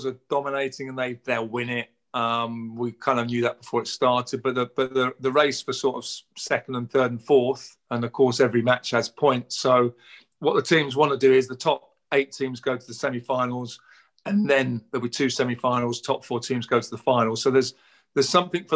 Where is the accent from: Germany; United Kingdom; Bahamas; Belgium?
United Kingdom; I'm British